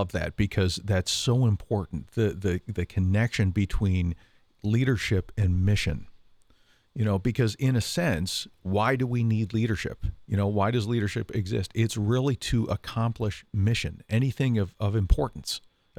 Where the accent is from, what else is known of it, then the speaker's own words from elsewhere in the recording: Canada; we used to do pickup street hockey games because I'm from Canada